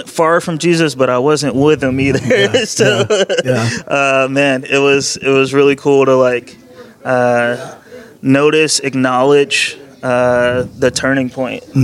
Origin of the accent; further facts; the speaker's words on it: North Carolina, United States; also born or lived in Detroit, Michigan; Born in Detroit. I did my later years of school in North Carolina.